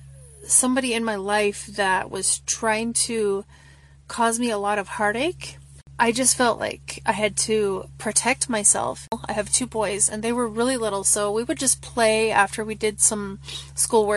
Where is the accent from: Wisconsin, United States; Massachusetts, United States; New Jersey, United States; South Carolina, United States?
Wisconsin, United States; I'm from Wisconsin